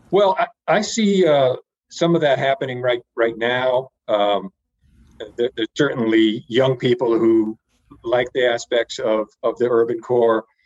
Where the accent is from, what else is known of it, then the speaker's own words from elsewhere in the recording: Connecticut, United States; moved away as an adult; also born or lived in Dallas, Texas; I live in Connecticut. This is uh, the state that I grew up